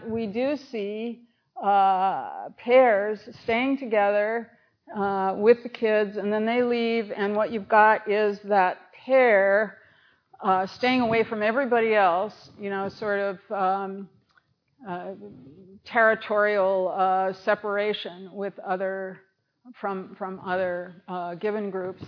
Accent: United States; I'm an American

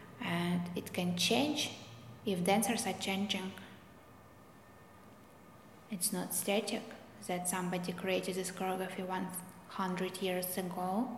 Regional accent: Russia; English is a second language; Because I came from Russia, and in Russia the tradition of classical ballet is quite strong.

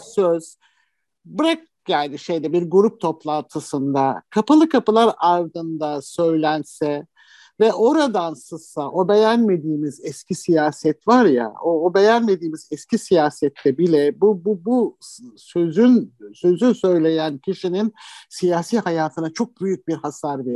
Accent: Istanbul, Turkey; ben de çocukluğum şeyde geçti, Anadolu yakasında geçti

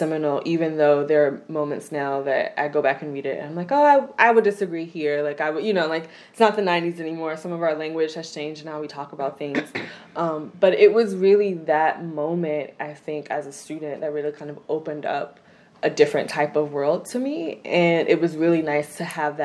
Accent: Hampton Roads, coastal Virginia, United States; I'm from the Hampton Roads area in coastal Virginia

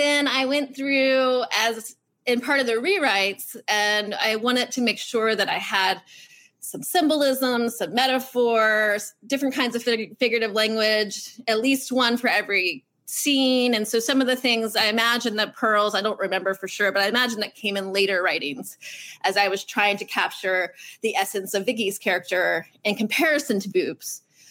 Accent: Virginia Beach, Virginia, United States; I grew up in Virginia Beach, which is a naval town.

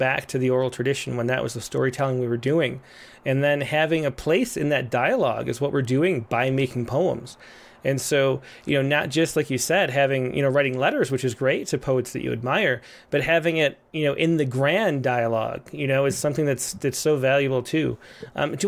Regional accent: Rochester, New York, United States; my hometown of Rochester

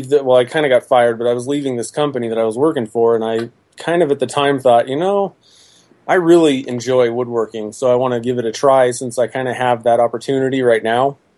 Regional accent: New Jersey, United States; I'm from New Jersey.

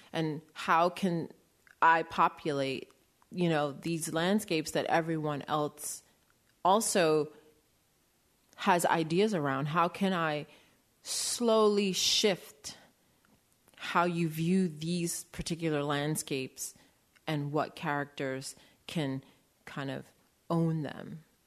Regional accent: New York City, New York, United States; also born or lived in Maine; I grew up in New York City

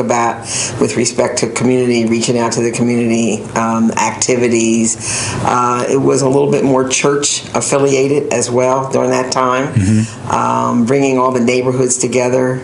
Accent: North Wales, Pennsylvania, United States; moved away as an adult; also born or lived in Washington, D.C.; I grew up in North Wales, Pennsylvania

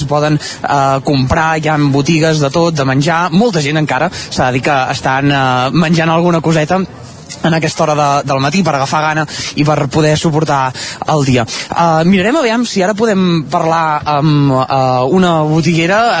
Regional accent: La Roca del Vallès, Catalonia, Spain; No, nosaltres no, som de la Roca. De, de la Roca.

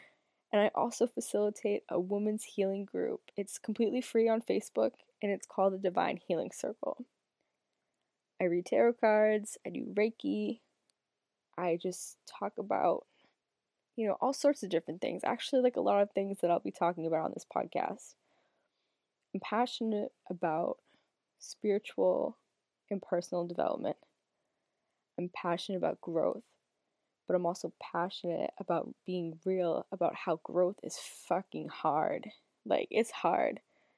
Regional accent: Massachusetts, United States; I'm 25 years old. I'm from Northern Massachusetts, the United States.

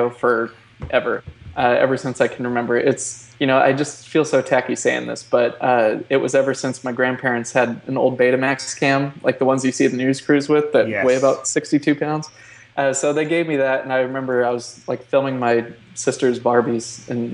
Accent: Oregon, United States; moved away as an adult; also born or lived in California; I grew up in Oregon. And which actually, small town, by the way, 1,285 people.

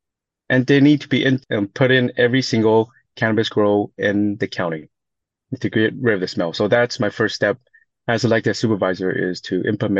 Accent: Goleta, California, United States; English is a second language; also born or lived in Taiwan; I grew up in Gurita. So from 86 to 99, I graduated from Dos Pueblos.

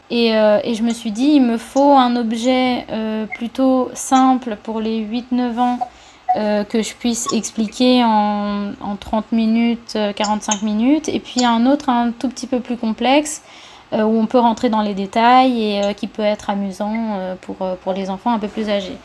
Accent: Cuba; moved away as an adult; now in France; j'ai vécu quand j'étais petite ici en France, mais ensuite j'ai vécu pendant 10 ans, 11 ans à Cuba

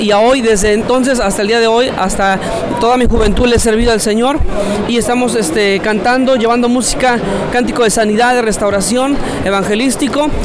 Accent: Mexico City, Mexico; Yo vengo de la Ciudad de México

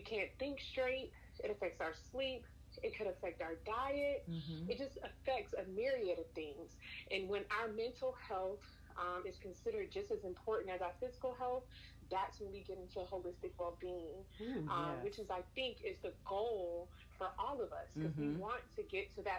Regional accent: Savannah, Georgia, United States; now in Atlanta, United States; I'm originally from Savannah

